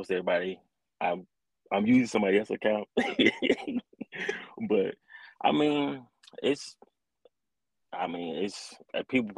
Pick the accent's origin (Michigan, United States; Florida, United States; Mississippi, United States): Mississippi, United States; I'm from Mississippi